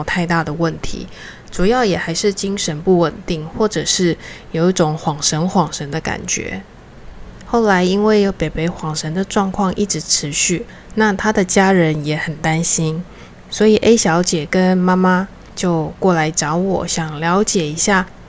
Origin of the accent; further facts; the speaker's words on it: Taiwan; 那我们台湾人的习惯就是买了新房子，那搬进去之前呢，当然要办一个热热闹闹的礼俗的活动。